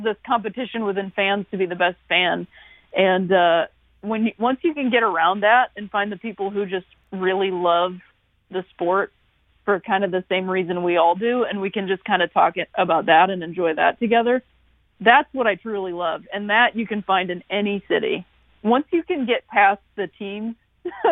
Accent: Akron, Ohio, United States; also born or lived in Chicago; now in St. Louis, United States; I'm from Akron, Ohio, and that's, you know, northeastern Ohio

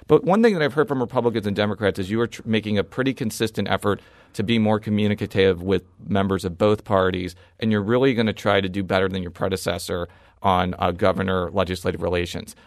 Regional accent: Illinois, United States; now in Missouri, United States; I was born and raised in Illinois

